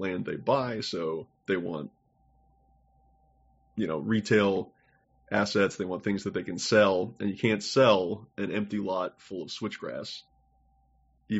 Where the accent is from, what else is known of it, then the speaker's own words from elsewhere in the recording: Houston, Texas, United States; moved away; I grew up in Houston